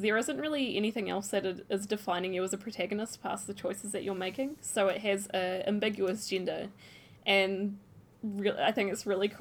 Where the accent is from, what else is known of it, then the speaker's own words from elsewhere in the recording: New Zealand; moved away; I came from New Zealand